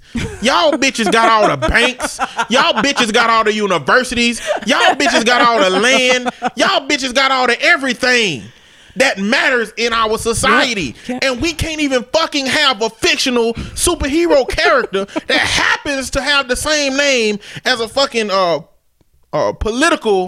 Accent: United States; I'm African American

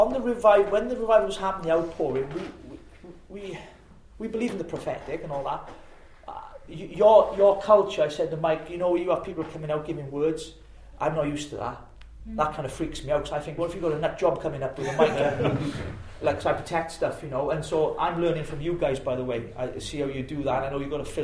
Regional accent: Llanelli, Wales, United Kingdom; my hometown is in Llanelli

